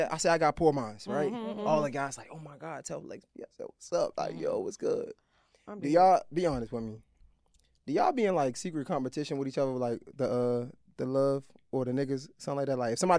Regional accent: Baltimore, Maryland, United States; she didn't even know I was from Baltimore.

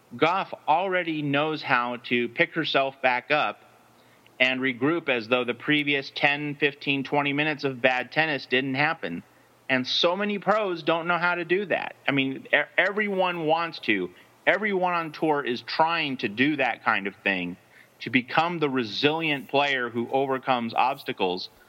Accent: United States; speaking strictly as an American

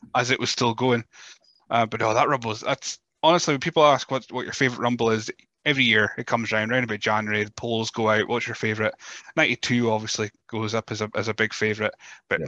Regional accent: north of Scotland, United Kingdom; accent: Scottish, Teuchter (north of Scotland); with my Scottish accent, I don't know if it's just Chuchterness from the, up the north of Scotland

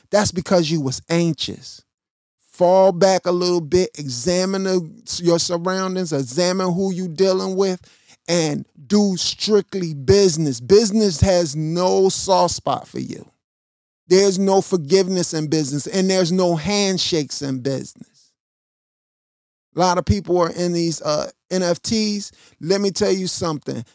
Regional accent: Chicago, Illinois, United States; also born or lived in Missouri; My family is from Missouri. I was born in Chicago.

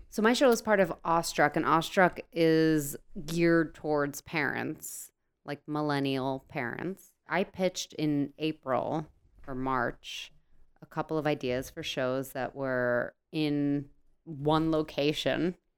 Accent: New Jersey, United States; I'm from New Jersey. Everything I do is based in New Jersey

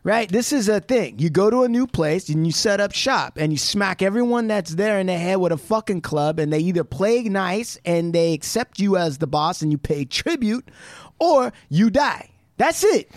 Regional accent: United States; a lot of American Indians that I know, including myself

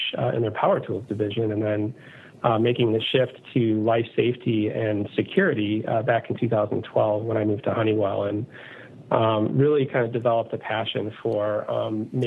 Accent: Chicago, Illinois, United States; I was born and raised in the Chicago area in Illinois in the U.S.

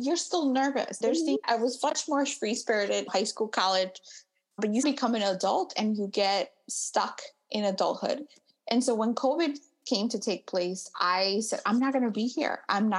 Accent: Midwest, United States; I'm from the Midwest.

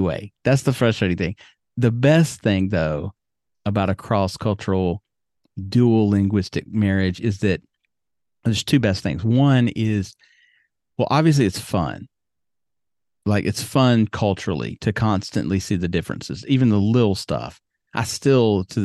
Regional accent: United States; moved away as an adult; now in Yamaguchi, Japan; as an American

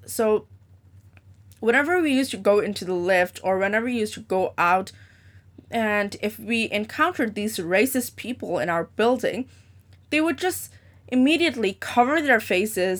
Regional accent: Hong Kong; also born or lived in Dubai; I am born and raised in Hong Kong, so I basically spent more than seventeen years of my life here.

